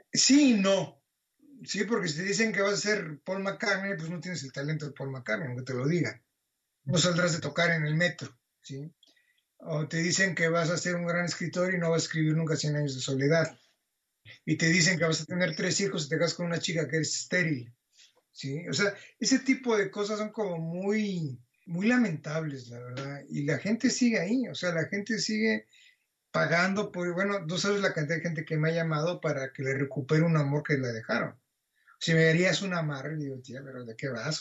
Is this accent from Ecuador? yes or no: no; Mexico; moved away as an adult; also born or lived in Barcelona; Cuando yo salí de México en el año 82